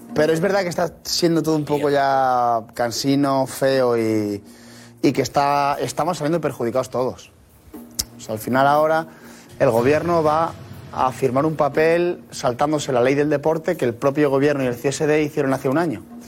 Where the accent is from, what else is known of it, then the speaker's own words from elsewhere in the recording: Spain; a mí me duele como español